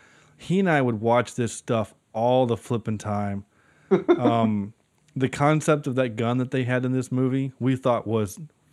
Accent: Ireland; know, I am Irish, so.

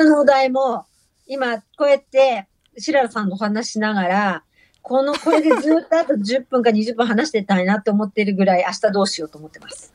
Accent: Tokyo, Japan; 港区立日野町小学校という小学校の公立なんですけど、はい、出身

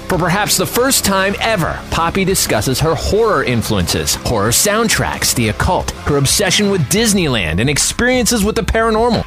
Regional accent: Canada; moved away as an adult; now in Los Angeles, United States; I'm from Canada originally, so I moved here in 2005

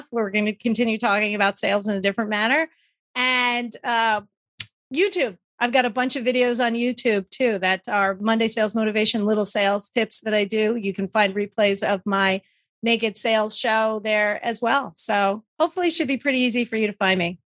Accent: New Jersey, United States; originally from New Jersey, so

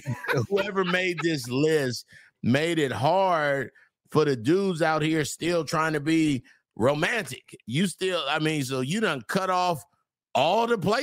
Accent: California, United States; I'm from Cali

